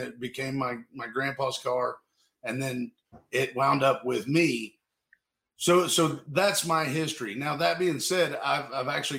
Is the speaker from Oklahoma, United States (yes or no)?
yes; Miami, Oklahoma, United States; my hometown, which is Miami, Oklahoma.